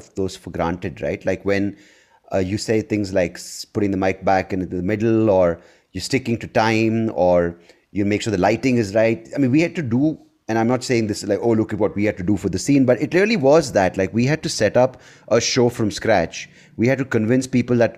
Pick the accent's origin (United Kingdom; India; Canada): India; Bangalore, Karnataka; I'm from Bangalore